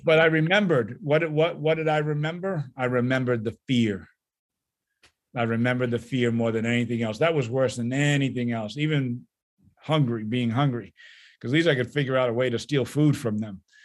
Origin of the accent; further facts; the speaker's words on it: New England, United States; now in Midwest, United States; I'm from New England